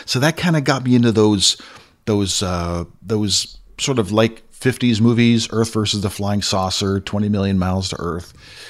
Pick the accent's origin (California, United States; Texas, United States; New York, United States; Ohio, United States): California, United States; Castro Valley; Then growing up in the States, we used to have this channel in the Bay Area. Used to live in a place, you may know of it. It's not too far from Oakland and the Hayward area, and it's called Castro Valley.